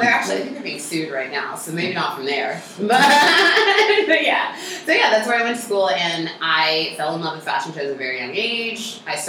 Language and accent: English; Los Angeles, California, United States; moved away as an adult; also born or lived in Inglewood, California / San Francisco, California; now in Chicago, United States; I was born in Englewood, and then I grew up in North Hollywood. Mm. Which is like this really small, random San Fernando Valley town where all the recording studios are.